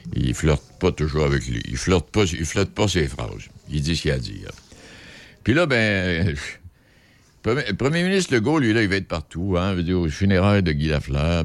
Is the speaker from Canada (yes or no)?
yes; Quebec City, Quebec, Canada; chez nous à Québec